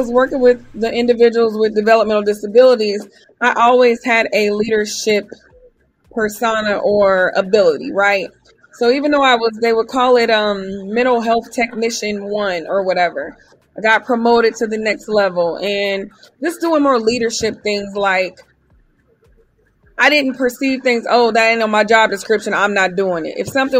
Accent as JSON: {"language": "English", "town": "Topeka", "region": "Kansas", "country": "United States", "tie": "born or raised there", "also_born_or_lived": "Germany", "said": "If someone says, where are you from? My story is I was born in Germany, raised all over, but I claim Kansas because that's where I grew up from elementary to high school."}